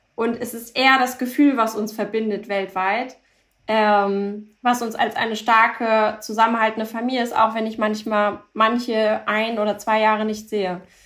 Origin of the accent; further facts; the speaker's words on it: Hamburg, Germany; German is a second language; also born or lived in Paris; bin in Hamburg geboren, aufgewachsen